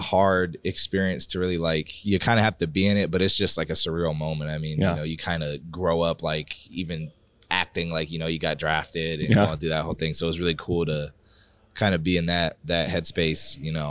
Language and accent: English; Arizona, United States; I'm from Arizona, so this is a pretty local spot to have club tournaments. I've probably been coming to Vegas since I was 8.